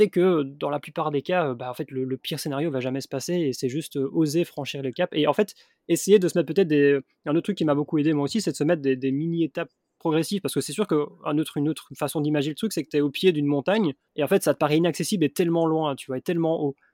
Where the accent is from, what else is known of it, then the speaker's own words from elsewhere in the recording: Belgium; moved away; je suis belge